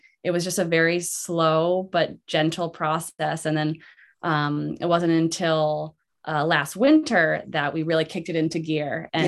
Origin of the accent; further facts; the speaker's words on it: Mackinac Island, Michigan, United States; this is my hometown. I grew up on Mackinac Island, 18 years of my life, graduated from the high school. So this is my childhood home.